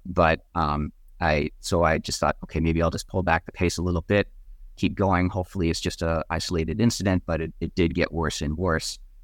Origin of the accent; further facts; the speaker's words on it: Wellesley, Massachusetts, United States; Wellesley is actually my hometown